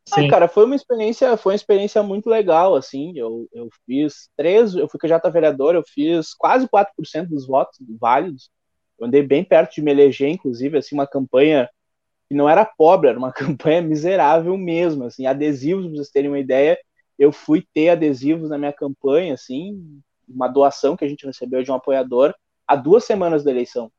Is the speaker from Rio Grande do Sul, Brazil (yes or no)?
yes; Piratini, Rio Grande do Sul, Brazil; Sou de Piratini